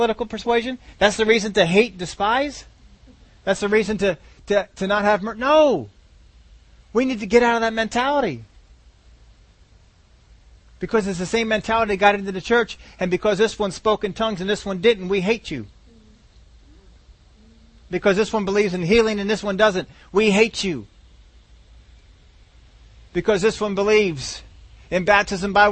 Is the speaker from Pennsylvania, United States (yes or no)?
yes; Philadelphia, Pennsylvania, United States; I was from Philadelphia